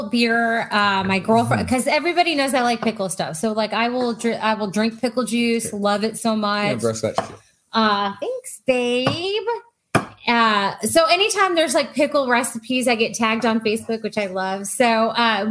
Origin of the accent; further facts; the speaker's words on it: South Texas, United States; I grew up in South Texas